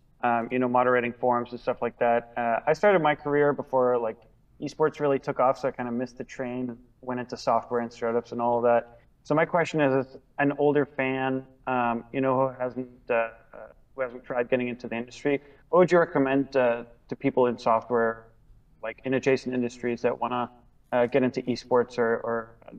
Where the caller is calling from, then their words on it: San Francisco, California, United States; San Francisco, California.